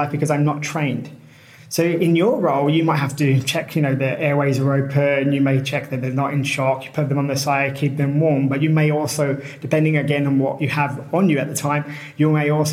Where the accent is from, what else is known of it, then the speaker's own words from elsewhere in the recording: United Kingdom; moved away as an adult; also born or lived in Colombia / China / Latvia / Costa Rica; I'm British.